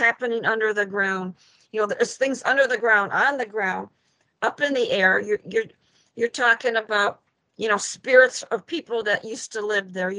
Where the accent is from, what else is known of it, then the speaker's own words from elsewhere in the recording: Illinois, United States; now in Michigan, United States; I'm originally from Illinois